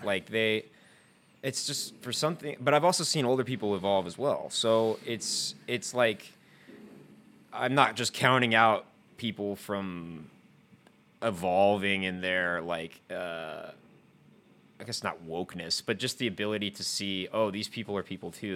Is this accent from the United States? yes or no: yes; the South, United States; growing up in the South